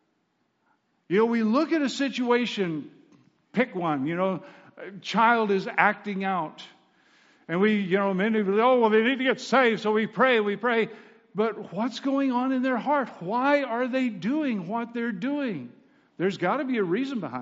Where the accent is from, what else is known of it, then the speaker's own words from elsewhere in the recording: Southwest Kansas, United States; I was raised in Southwest Kansas